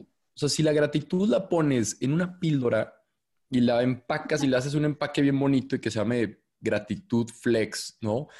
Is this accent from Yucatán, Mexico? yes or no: no; Torreón, Coahuila, Mexico; moved away as an adult; also born or lived in Monterrey; Soy de Torreón, Coahuila, que es una ciudad acá en el norte